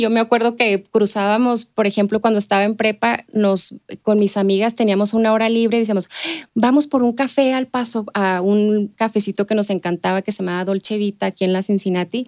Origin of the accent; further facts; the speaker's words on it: Ciudad Juárez, Chihuahua, Mexico; yo nací en Ciudad Juárez, eh, crecí ahí, eh, me crié básicamente